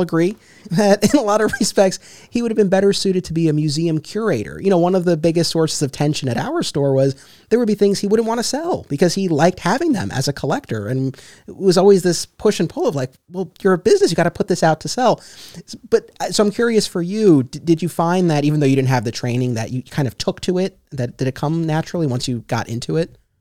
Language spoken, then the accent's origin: English; Westchester County, New York, United States; I grew up in Westchester County, New York